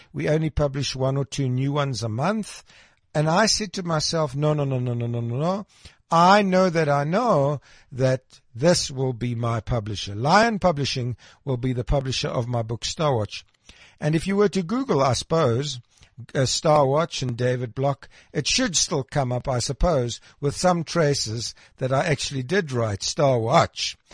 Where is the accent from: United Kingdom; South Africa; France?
South Africa; Krugersdorp, Gauteng; I was born in Krugersdorp